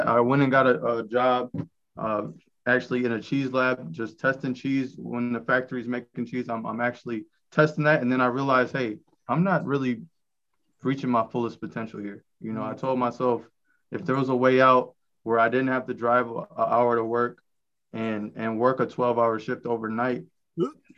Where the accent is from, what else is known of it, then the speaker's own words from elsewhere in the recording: Rockford, Illinois, United States; I'm from Rockford, Illinois